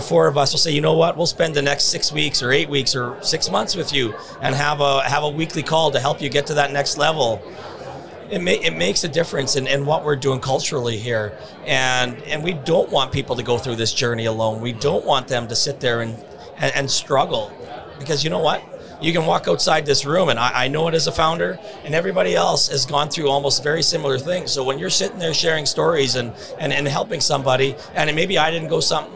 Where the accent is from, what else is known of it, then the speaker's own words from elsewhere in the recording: Saskatchewan, Canada; a few of my friends that I grew up with in SaskCare